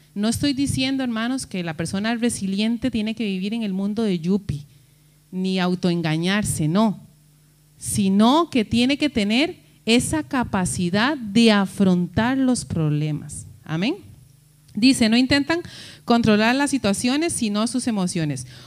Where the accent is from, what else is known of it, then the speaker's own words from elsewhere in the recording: Costa Rica; moved away; decimos nosotros en Costa Rica